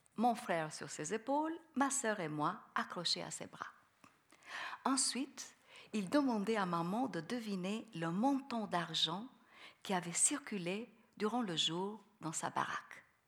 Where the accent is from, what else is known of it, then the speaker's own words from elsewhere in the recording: Albania; French is a second language; moved away; mon pays natal